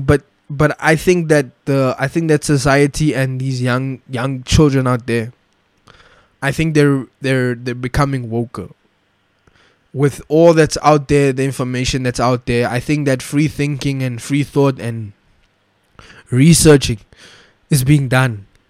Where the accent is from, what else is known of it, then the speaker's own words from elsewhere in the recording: South Africa; as a South African, I want my children to know about this apartheid flag